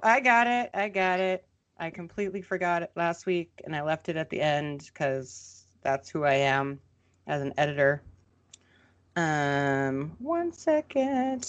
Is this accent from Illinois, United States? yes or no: no; Minnesota, United States; I am a Minnesotan